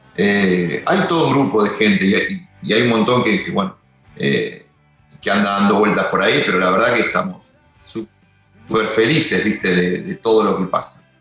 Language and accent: Spanish; Longchamps, Buenos Aires Province, Argentina; yo soy de Longchamp